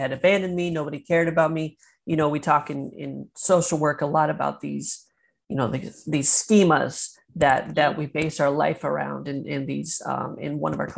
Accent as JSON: {"language": "English", "region": "Maine", "country": "United States", "tie": "born or raised there", "also_born_or_lived": "Chattanooga, Tennessee / Florida", "moved": "yes", "lives_now": "Michigan, United States", "said": "I was born and raised in Maine, in the middle of nowhere in Maine, then eventually moved to Chattanooga, Tennessee"}